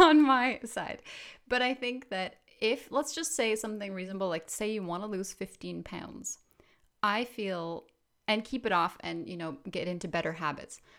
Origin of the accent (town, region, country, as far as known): Canada